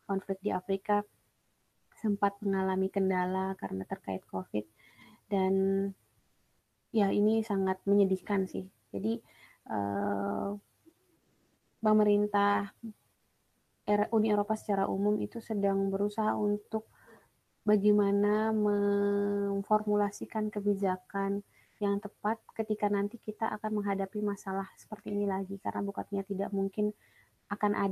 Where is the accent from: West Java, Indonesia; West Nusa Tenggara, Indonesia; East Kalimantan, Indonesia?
West Nusa Tenggara, Indonesia; Nah, yang kedua, karena saya dari NTB, saya dapat beasiswa dari pemerintah NTB itu salah satu kerjasama uh, pemerintah NTB dengan uh, Polandia